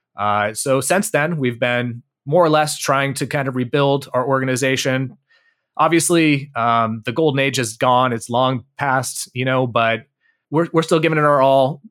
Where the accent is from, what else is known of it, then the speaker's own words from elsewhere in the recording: Bay Area, California, United States; I grew up in the Bay Area, uh, of California